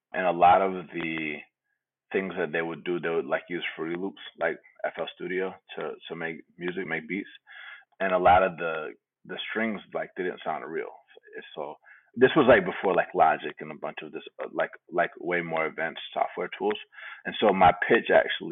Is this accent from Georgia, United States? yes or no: yes; Atlanta, Georgia, United States; moved away as an adult; also born or lived in California; now in Bay Area, United States; I was born in California, grew up in Atlanta